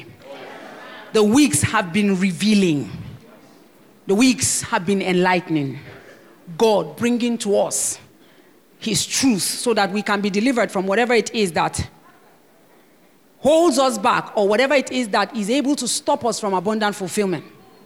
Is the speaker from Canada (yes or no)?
no; Nigeria; I am a Nigerian and I'm passionate about my country